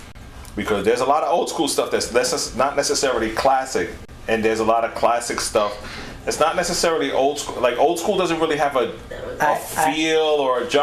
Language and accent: English; New York, United States; I mean, I'm from New York. I want everybody to support me, right?